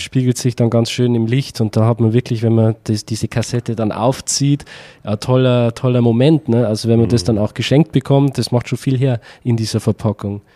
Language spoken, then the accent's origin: German; Upper Palatinate, Bavaria, Germany; da wo ich herkomme, aus, aus, aus der Oberpfalz in Bayern